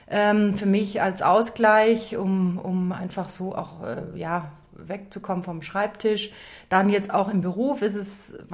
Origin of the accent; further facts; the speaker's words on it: Baden-Württemberg, Germany; born there; Also ich komme gebürtig ähm, aus dem Stuttgarter Raum. Ich bin also eine Schwäbin.